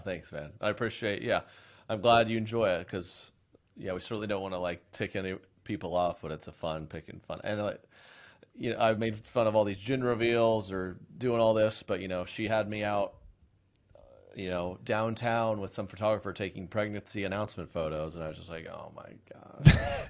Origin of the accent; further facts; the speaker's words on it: Oklahoma, United States; I was born and raised in Oklahoma.